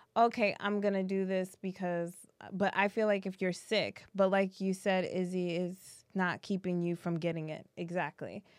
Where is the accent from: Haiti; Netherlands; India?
Haiti; Haiti uh, where we're Haitian